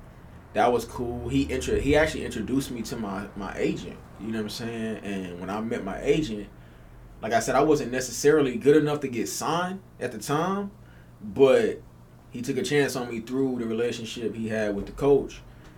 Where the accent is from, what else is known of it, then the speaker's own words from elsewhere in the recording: North Carolina, United States; moved away as an adult; also born or lived in Fayetteville, North Carolina / Charlotte, North Carolina; now in California, United States; But I'm from North Carolina.